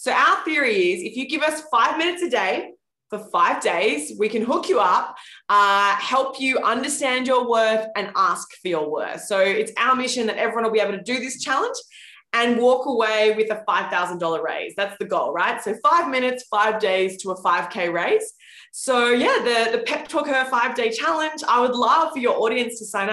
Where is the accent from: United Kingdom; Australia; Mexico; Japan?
Australia; now in New York City, United States; I live in New York City now, but I grew up in Australia and I actually did grow up with kangaroos in my backyard